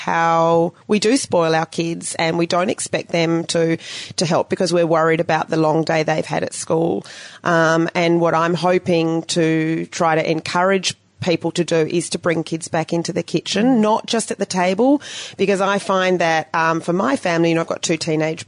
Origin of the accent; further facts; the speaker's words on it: Australia; also born or lived in New Zealand; now in Ho Chi Minh City, Vietnam; us who just grew up in a regular family, in our own home country. And, yeah, I love being Australian